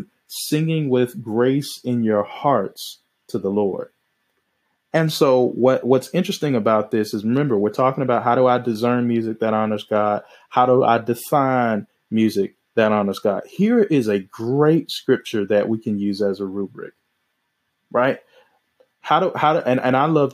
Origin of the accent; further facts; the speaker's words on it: the South, United States; I'm from the South